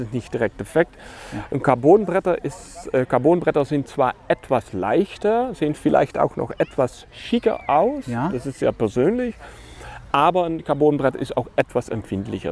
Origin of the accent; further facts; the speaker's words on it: Netherlands; German is a second language; moved away as an adult; now in Germany; ich bin als geborener Holländer ähm, ein Windsurf-Fanatiker ja. und äh, mal für 20 Jahre in Deutschland gelandet